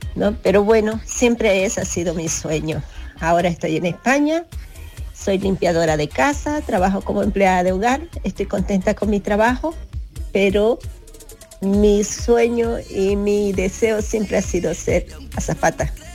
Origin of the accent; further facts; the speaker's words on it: Bolivia; moved away as an adult; now in Spain; en mi país, Bolivia